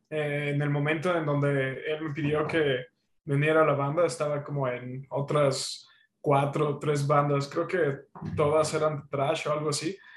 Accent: Huatusco, Veracruz, Mexico; Sí, soy de Huatusco

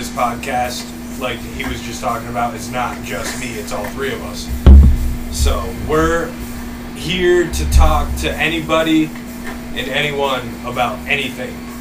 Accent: Ellington, Connecticut, United States; we're all from Ellington

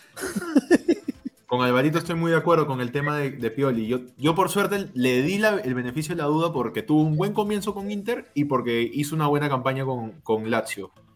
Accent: Peru; yo soy completamente peruano

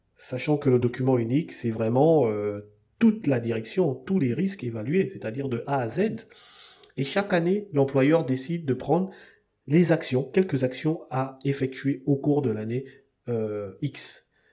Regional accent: Gabon; chez nous au Gabon, on est une jeune démocratie, un jeune pays

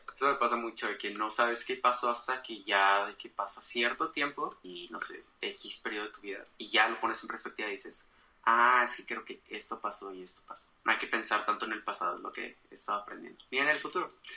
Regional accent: Mexico; nuestra identidad como mexicanos

